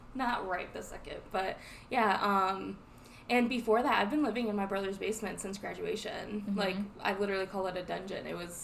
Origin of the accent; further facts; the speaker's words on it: Ohio, United States; we're from Ohio